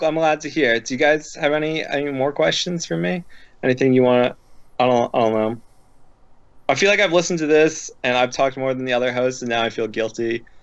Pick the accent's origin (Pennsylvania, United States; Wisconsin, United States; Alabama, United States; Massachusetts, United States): Pennsylvania, United States; Philadelphia; moved away; also born or lived in Midwest; I'm from the Philadelphia area, and everyone I grew up with is rude and interrupts each other